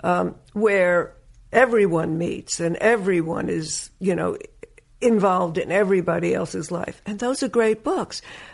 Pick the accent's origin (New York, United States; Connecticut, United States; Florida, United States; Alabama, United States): New York, United States; Woodmere; also born or lived in Brooklyn, New York; my father had a house built out on Long Island, and that's where I grew up